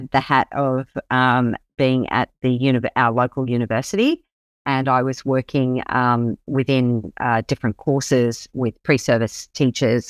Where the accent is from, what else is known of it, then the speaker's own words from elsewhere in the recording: Brisbane, Queensland, Australia; also born or lived in Sunshine Coast, Queensland; I live here on the wonderful Sunshine Coast in Queensland, and I actually grew up in Brisbane, so I'm a Queenslander through and through